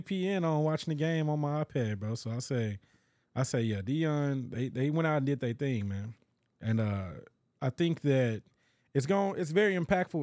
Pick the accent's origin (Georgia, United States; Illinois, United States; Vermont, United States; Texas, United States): Texas, United States; Dallas; also born or lived in DeSoto, Texas; growing up in Dallas, you know, Oak Cliff. Then when we, uh, moved over to DeSoto